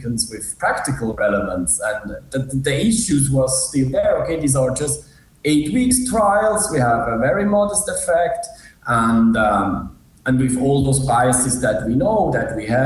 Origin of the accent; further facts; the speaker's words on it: Switzerland; also born or lived in Zurich; I'm from Switzerland